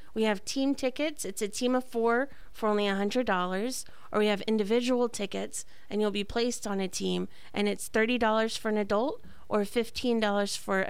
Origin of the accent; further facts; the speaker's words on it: Cantonment, Florida, United States; So I was born and raised here in good old Cantonment.